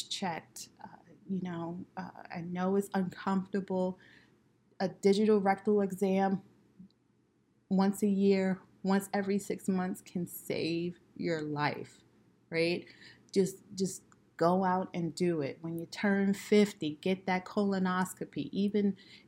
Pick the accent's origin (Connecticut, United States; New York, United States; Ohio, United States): New York, United States; New York City; growing up in Brooklyn